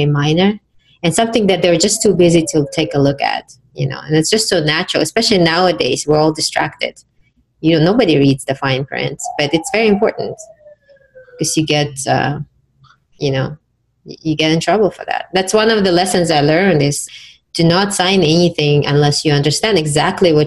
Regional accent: Uzbekistan; now in United States; my home country, Uzbekistan

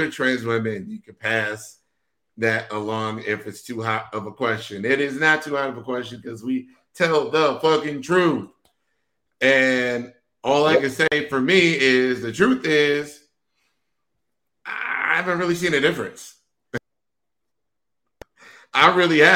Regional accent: Wisconsin, United States; I'm from Wisconsin

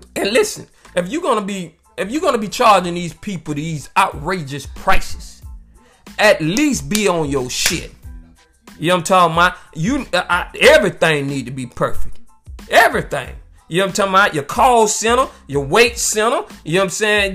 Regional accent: United States; I'm from America and I was born over here in the United States

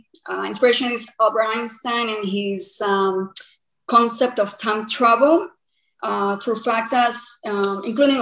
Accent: Costa Rica; moved away as an adult; also born or lived in Queensland, Australia; now in Australia; I'm originally from Costa Rica, but now I'm primarily based in Australia.

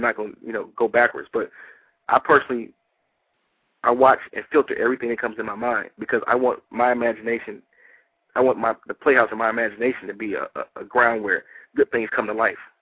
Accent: Detroit, Michigan, United States; now in Atlanta, United States; I'm originally from Detroit

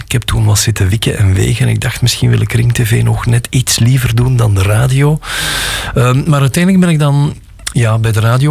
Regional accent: Gooik, Flanders, Belgium; ik kom uit Gooi

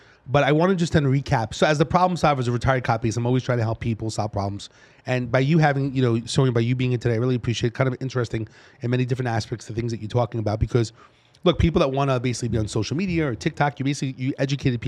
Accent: New York City, New York, United States; accent: New York; moved away as an adult; my accent being from New York and the East Coast

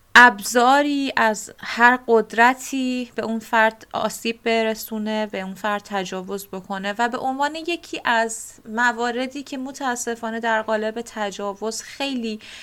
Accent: Bushehr, Bushehr Province, Iran; من متولد بوشهر و بزرگ شده بوشهر هستم

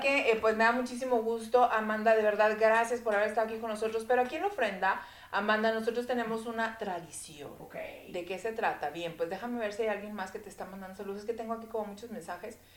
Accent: Saltillo, Coahuila, Mexico; en mi tierra

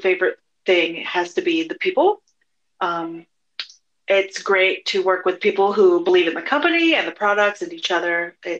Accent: Kentucky, United States; also born or lived in Switzerland; Fun fact, I'm Swiss and American. Growing up, I spent my time between two hometowns that smell amazing, in my opinion. My hometown in Kentucky is flanked by bourbon distilleries. And then my hometown in Switzerland has a cookie factory and a chocolate factory.

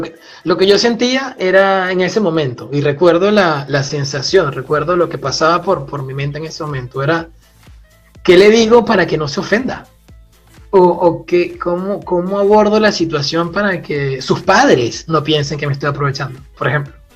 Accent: Puerto La Cruz, Anzoátegui, Venezuela; moved away as an adult; also born or lived in Grenoble, France; now in France; yo provengo del este de Venezuela, de una ciudad que se llama Puerto de la Cruz, una ciudad costera

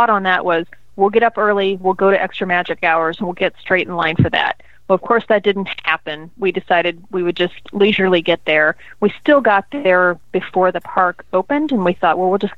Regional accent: United States; as an American

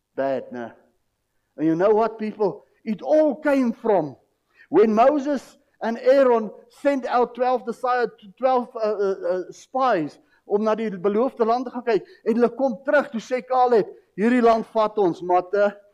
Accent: South Africa; ons as as volk, ons as Afrikaner, Suid-Afrikaanse mens het 'n tradisie

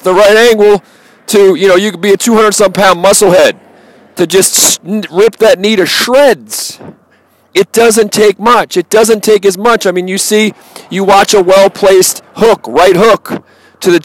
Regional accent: Baltimore, Maryland, United States; growing up in Baltimore

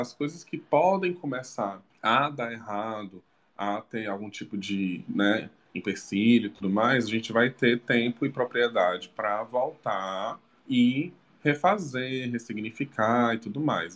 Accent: Maracanaú, Ceará, Brazil; now in Fortaleza, Brazil; fez parte da minha infância. Que eu sempre vinha né, de Maracanã para Fortaleza de ônibus com meus avós

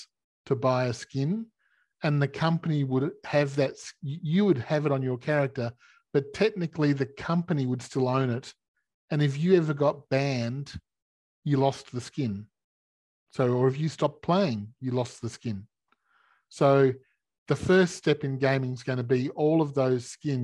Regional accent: Australia; In Australia, we're like America

